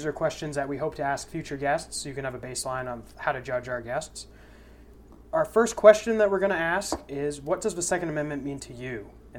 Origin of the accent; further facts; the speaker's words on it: New Hampshire, United States; so I was born and raised in New Hampshire.